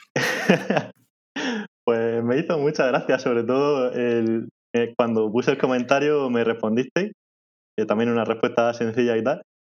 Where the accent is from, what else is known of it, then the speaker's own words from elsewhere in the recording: Molina de Segura, Region of Murcia, Spain; accent: murciano; en mi pueblo, en Molina de Segura